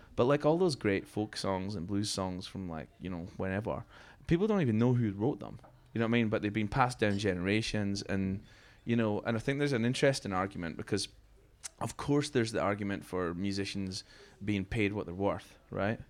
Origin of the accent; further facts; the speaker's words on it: Fife, Scotland, United Kingdom; where I grew up in Scotland